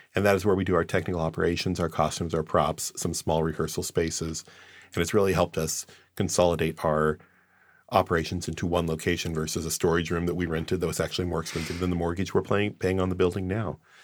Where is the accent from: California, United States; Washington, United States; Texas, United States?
Washington, United States; Olympia; I grew up in Olympia, so I always knew where Tacoma was